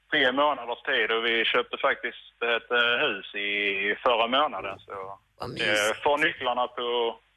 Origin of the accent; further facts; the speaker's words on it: Kristianstad, Skåne, Sweden; moved away as an adult; now in Södertälje, Sweden; jag flyttar eh, hemåt till min hemstad Kristianstad.